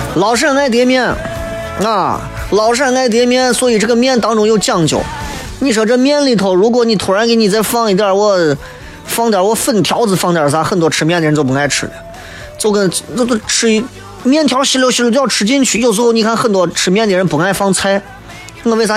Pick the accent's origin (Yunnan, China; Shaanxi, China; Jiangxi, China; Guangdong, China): Shaanxi, China; accent: Shaanxi dialect; 我们陕西方言